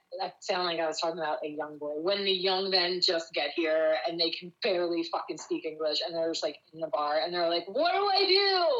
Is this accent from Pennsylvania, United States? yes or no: yes; Upper Darby, Pennsylvania, United States; I grew up in Upper Darby